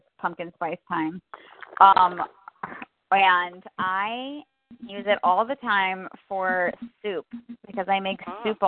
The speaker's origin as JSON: {"language": "English", "region": "Virginia", "country": "United States", "said": "I'm just from Virginia"}